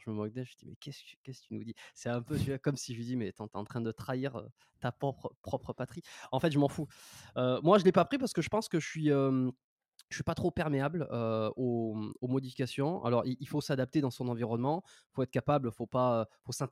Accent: Dax, Nouvelle-Aquitaine, France; il y en a qui savent que, que je viens de Dax. C'est assez marrant parce que c'est une petite ville, quoi. C'est pas, pas extraordinaire.

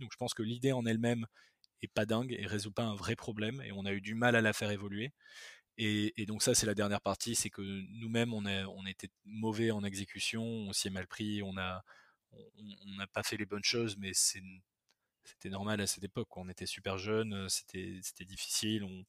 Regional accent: Bordeaux, Nouvelle-Aquitaine, France; moved away as an adult; also born or lived in Madagascar / Toulouse / Paris; je suis né à Bordeaux, j'ai grandi une partie de ma vie à Bordeaux. Ensuite, j'ai vécu à Madagascar quand j'étais petit, de 4 à 8 ans.

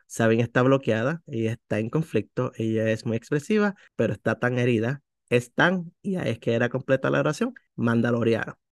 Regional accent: Puerto Rico; como buen puertorriqueño le decimos tío a todas las personas que están en la familia

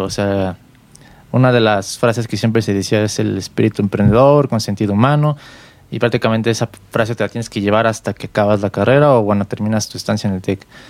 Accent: Mexico City, Mexico; yo soy músico aquí de la Ciudad de México

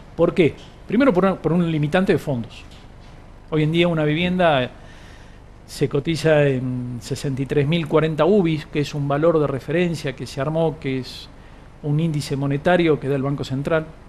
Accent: Argentina

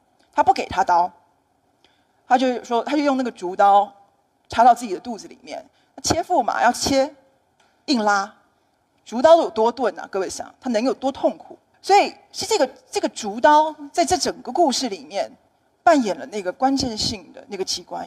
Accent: Taiwan; 那我在台湾写小说，也写一些散文，那么也出过一些书

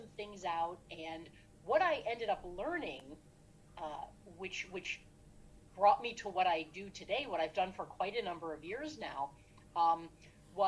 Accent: Cleveland, Ohio, United States; I grew up in the Cleveland area, stayed in the Cleveland area to go to college

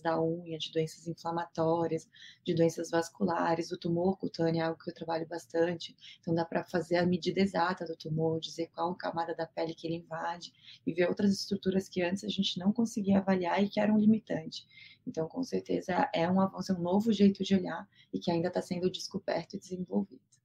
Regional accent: Florianópolis, Santa Catarina, Brazil; moved away as an adult; now in São Paulo, Brazil; Eu não sou de São Paulo, estou aqui há oito anos, minha família é toda é de Florianópolis

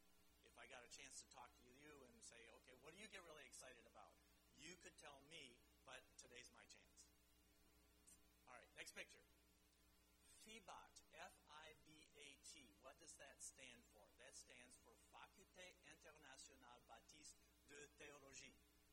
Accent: Chad; also born or lived in Central African Republic; And so I grew up in the Chad and the CAR, but I'm not African.

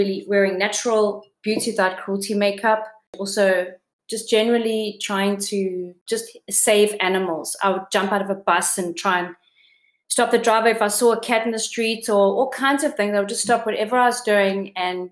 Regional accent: South Africa; moved away as an adult; now in Copenhagen, Denmark; I am from South Africa and I live in Copenhagen in Amma Bronx

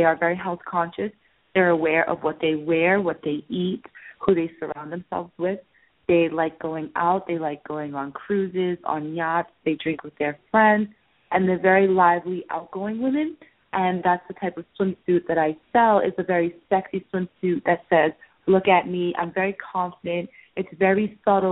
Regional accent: Massachusetts, United States; moved away as an adult; now in Florida, United States; I'm originally from Massachusetts, and I moved to Florida

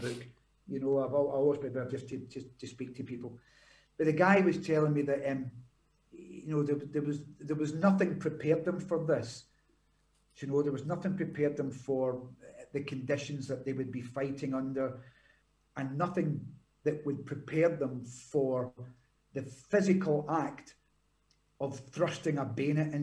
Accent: Glasgow, Scotland, United Kingdom; moved away; I'm from Glasgow. I'm not a Highlander.

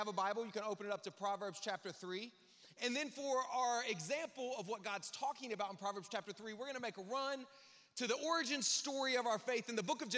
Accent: the South, United States; I'm from the South

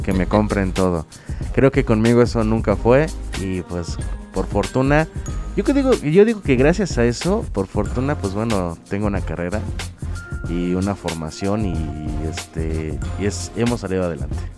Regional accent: Tampico, Tamaulipas, Mexico; soy proveniente de Tampico, Tamaulipas, soy de Tamaulipas de hecho. Eh, nací en la mera ciudad, no en los alrededores

